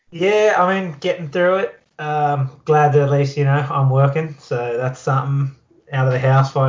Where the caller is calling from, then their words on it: Campbelltown, New South Wales, Australia; but yeah, at home at uh, in Campbelltown